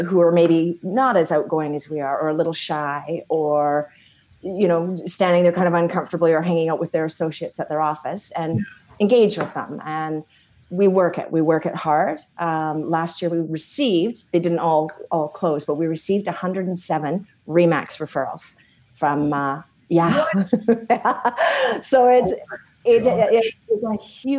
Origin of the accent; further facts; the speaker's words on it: Edmonton, Alberta, Canada; born there; Well, I was born in Edmonton.